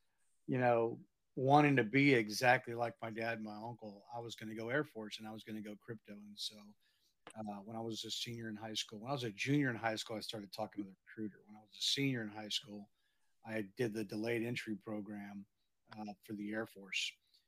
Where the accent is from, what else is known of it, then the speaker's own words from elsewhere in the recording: San Antonio, Texas, United States; I grew up in San Antonio and to a couple of just awesome parents.